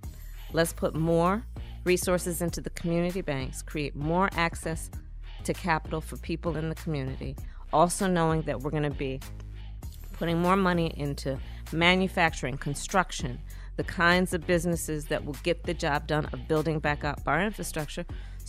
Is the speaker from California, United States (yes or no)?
yes; Oakland, California, United States; As you know, Steve, I was born in Oakland, California. I was raised, my sister and I, by our mother, who worked long days and weekends.